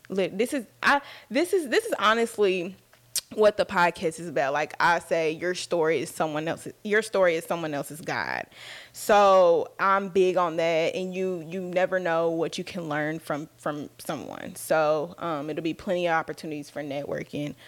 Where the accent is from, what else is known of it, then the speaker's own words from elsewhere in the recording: Dallas, Texas, United States; I was born and raised in Dallas, Texas. Um, I've been out here my whole life.